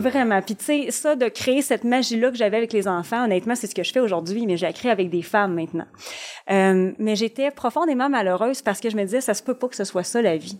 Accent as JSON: {"language": "French", "town": "Shawinigan", "region": "Quebec", "country": "Canada", "said": "je viens quand même d'un petit milieu, je viens de Shawinigan"}